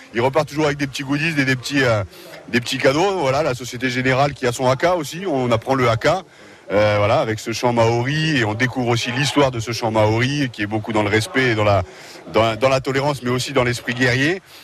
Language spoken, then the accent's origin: French; Amiens, Hauts-de-France, France; Je suis né à Amiens